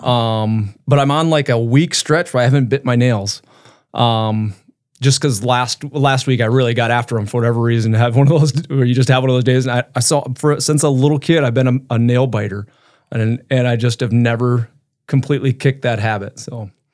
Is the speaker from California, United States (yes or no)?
no; Brookings, South Dakota, United States; now in Brandon, United States; So I grew up in Brook, Brookings, um, so I'm a South Dakota kid